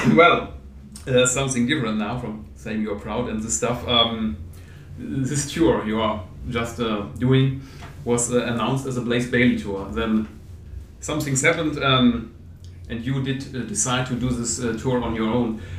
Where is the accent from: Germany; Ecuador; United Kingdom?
Germany; I'm from Germany